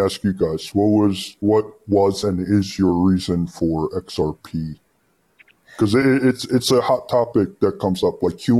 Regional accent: United States; moved away; I grew up in America and I'm basically American

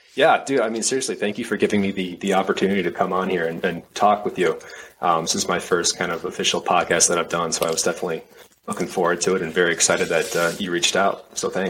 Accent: Minneapolis, Minnesota, United States; also born or lived in Savannah, Georgia; now in Houston, United States; I uh, grew up in um, Minnesota, Minneapolis area

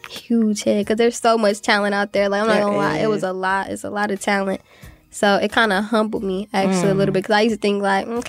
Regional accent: Las Vegas, Nevada, United States; now in Atlanta, United States; I'm from Las Vegas, Nevada.

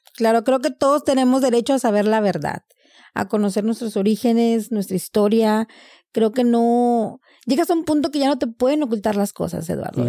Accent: Reynosa, Tamaulipas, Mexico; now in United States; nací en Reynosa, Tamaulipas

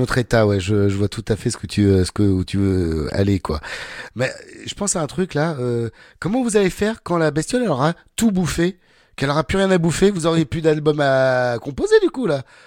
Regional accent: Rouen, Normandy, France; now in Ariège, France; moi je suis de Rouen. Ah je suis en Ariège, mais je suis de Rouen à la base

